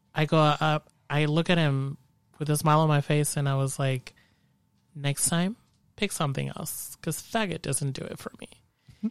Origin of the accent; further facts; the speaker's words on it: Mexico; moved away as an adult; also born or lived in San Jose / Bay Area; now in Modesto, United States; whenever I go back to Mexico to my hometown